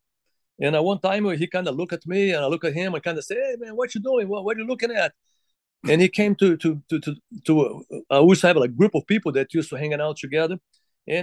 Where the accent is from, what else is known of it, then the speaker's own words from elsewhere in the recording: Rio de Janeiro, Brazil; English is a second language; moved away as an adult; also born or lived in Utah; we went to school together as young kids in Flamengo, where I grew up in Rio de Janeiro